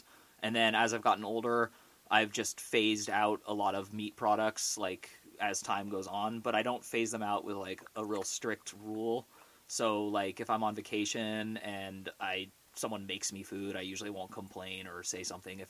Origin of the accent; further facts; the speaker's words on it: Orinda, California, United States; I grew up in the San Francisco Bay Area in a town called Orinda, which is right next to Berkeley